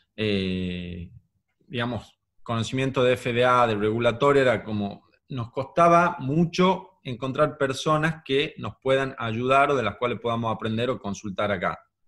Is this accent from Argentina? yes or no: yes; Tucumán, Argentina; soy de Tucumán